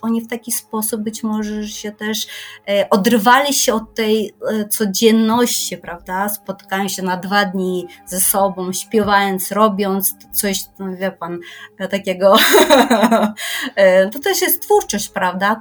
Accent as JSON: {"language": "Polish", "country": "Kyrgyzstan", "tie": "born or raised there", "second_language": "Polish", "moved": "yes", "lives_now": "Poland", "said": "ja pochodzę z Kirgistanu"}